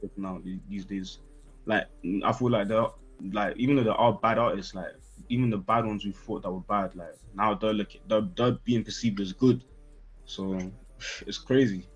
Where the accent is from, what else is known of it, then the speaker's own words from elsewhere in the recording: London, United Kingdom; also born or lived in Nigeria (ancestry, Yoruba); I was born in South. Grew up a little bit uh, when I was a kid but definitely Northwest pretty much all life. So I'm claiming Northwest 100%